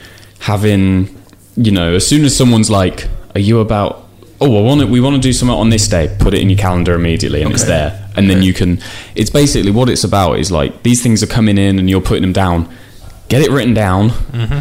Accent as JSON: {"language": "English", "town": "Northampton", "region": "East Midlands", "country": "United Kingdom", "said": "we're from Northampton, we stayed in Northampton for uni and stayed there"}